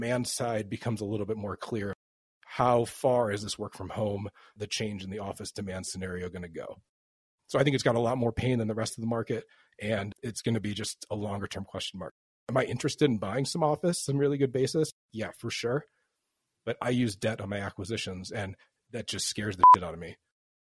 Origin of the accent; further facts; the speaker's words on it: Chicago, Illinois, United States; now in Portland, United States; I'm from Chicago